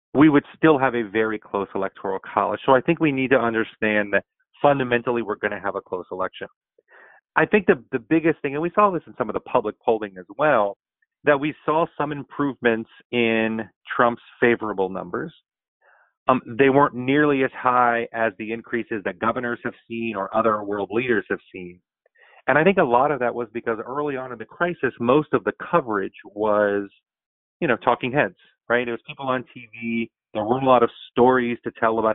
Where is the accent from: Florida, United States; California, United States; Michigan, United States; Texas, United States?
Florida, United States; It happens to be my home state